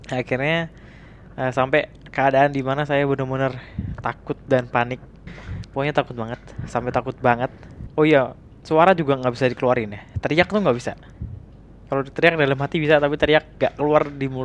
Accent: Jakarta, Indonesia; saya dari Jakarta

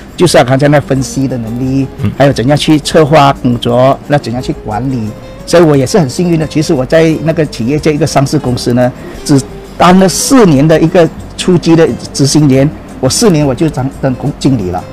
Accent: Penang, Malaysia; moved away; 我的老家是在秉承老家，是在那个八档国道那边

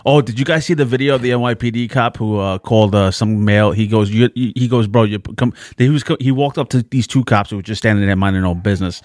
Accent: New York City, New York, United States; The Bronx

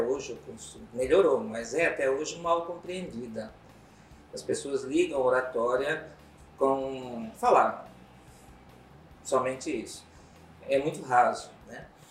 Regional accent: Cuiabá, Mato Grosso, Brazil; also born or lived in Rio de Janeiro; sou cuiabano de Tapecruz, como dizem as pessoas. É, eu nasci aqui, me criei, vivi um tempo fora, Rio de Janeiro, assim, né? mas voltei

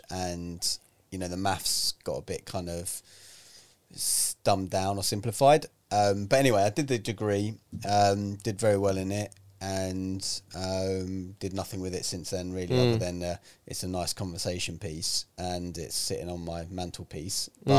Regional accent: London, United Kingdom; also born or lived in Manchester; born and raised in London.

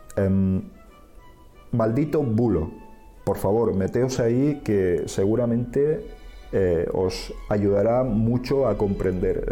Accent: Spain; un gallego, como nos llaman ellos

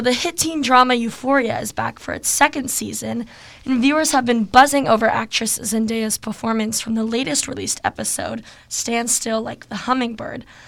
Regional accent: Seattle, Washington, United States; I'm from Seattle

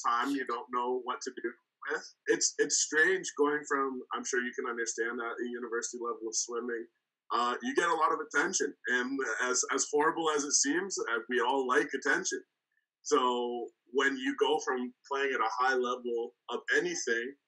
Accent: Canada; also born or lived in Cleveland, Ohio, United States; I was born in Cleveland, Ohio. That's kind of where the story starts. Born there. Came to Canada when I was like 3 months old, so I don't have much experience being in the States

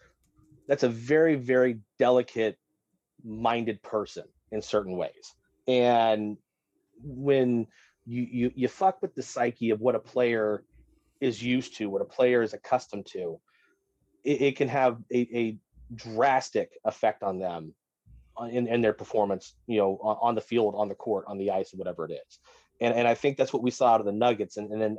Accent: Orange, California, United States; also born or lived in Colorado; now in North Carolina, United States; I was born about 15 minutes at Chapman General Hospital, so like 15, 20 minutes from where the Angels play

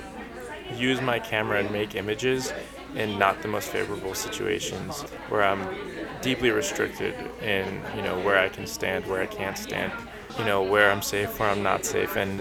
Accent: Colombia; now in New York, United States; I was born in Colombia, like you said, and I immigrated here to New York with my mom and my little brother

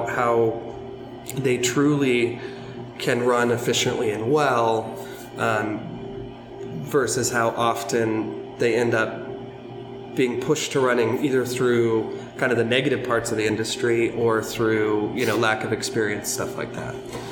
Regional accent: Pacific Northwest, United States; moved away; I'm originally from the Pacific Northwest

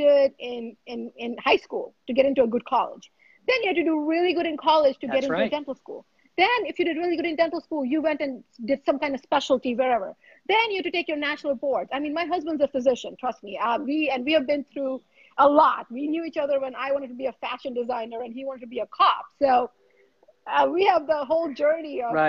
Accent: India; I was born in India. I was born in India.

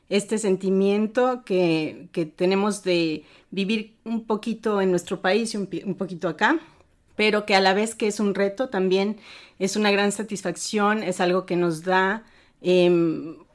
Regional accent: Puebla, Mexico; moved away as an adult; also born or lived in Mexico City; now in Germany; Soy mexicana, radicada en Alemania desde hace 22 años. Eh, nací en la Ciudad de México y desde pequeña fui una migrante en mi propio país

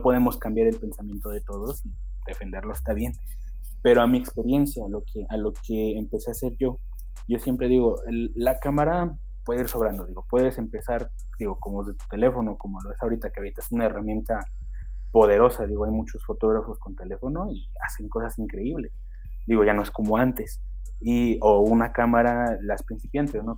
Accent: Xochitepec de Aldama, Mexico; mi pueblo, que es Xochitepec de Aldama

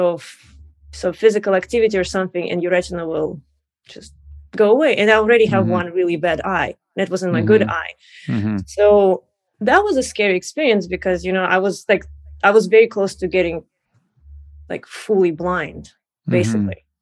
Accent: Russia; moved away as an adult; now in United States; I'm originally from Russia, and I actually came to US about 10 years ago to study music

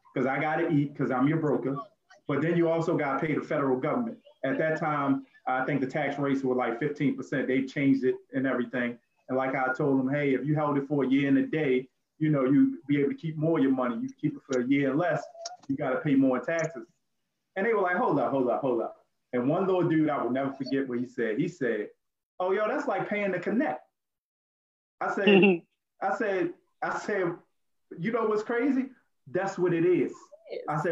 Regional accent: Baltimore, Maryland, United States; I'm from Baltimore City

